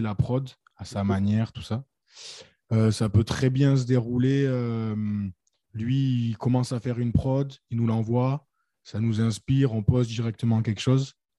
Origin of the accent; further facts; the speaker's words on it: Nîmes, Occitania, France; nous, on vient de Nîmes